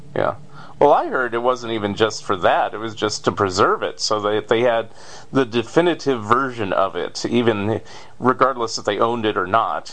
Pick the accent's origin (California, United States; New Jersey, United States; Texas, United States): California, United States; I'm a Californian